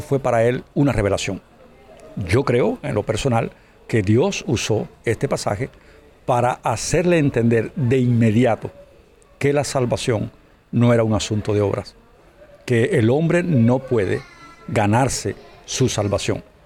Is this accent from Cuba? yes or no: yes; Cuba; aquí en, mi país, en Cuba